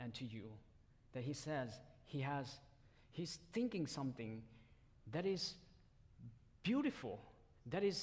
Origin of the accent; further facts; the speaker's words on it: Myanmar; first language Tedim (Zomi); English is a second language; moved away; that's my mother tongue. And I came from one of the minority groups from Burma. And it's called Tedim language or Zomi language